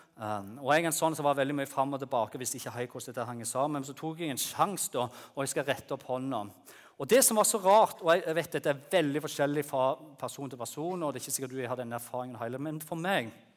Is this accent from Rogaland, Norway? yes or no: yes; Bryne, Rogaland, Norway; moved away as an adult; now in Lyngdal, Norway; jeg kom opprinnelig fra Jæren. Dere vet, du, du hører sikkert det. Fra Bryne